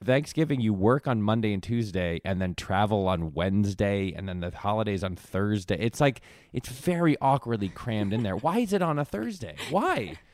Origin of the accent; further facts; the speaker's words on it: Connecticut, United States; I grew up in Connecticut